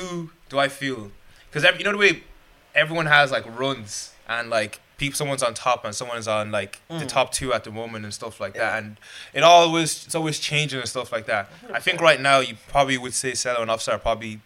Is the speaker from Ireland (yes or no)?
yes; Waterford, Munster, Ireland; I'm from Waterford. Waterford City.